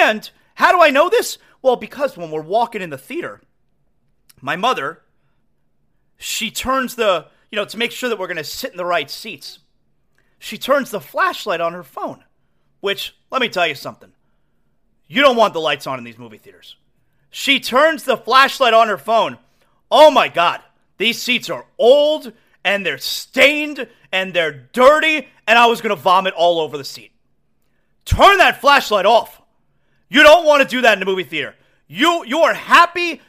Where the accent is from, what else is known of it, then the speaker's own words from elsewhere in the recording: Aventura, Florida, United States; I grew up in Aventura